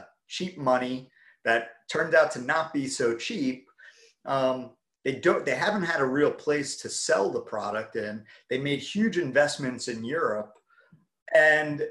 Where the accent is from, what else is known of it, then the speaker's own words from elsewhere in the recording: New York City, New York, United States; moved away; I'm from Brooklyn originally